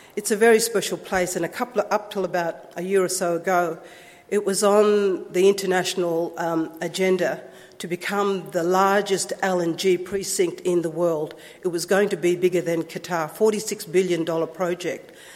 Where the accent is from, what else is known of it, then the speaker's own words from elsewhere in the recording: Broome, Western Australia, Australia; also born or lived in Fitzroy River; I'm a traditional custodian from the Fitzroy River, but I was born in Broome, and Broome is my home